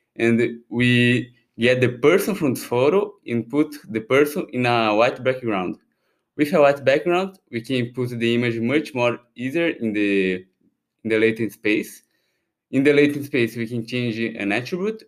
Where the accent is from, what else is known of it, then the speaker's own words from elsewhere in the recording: Brazil; moved away as an adult; now in Paris, France; I'm originally from Brazil, although I have these Japanese names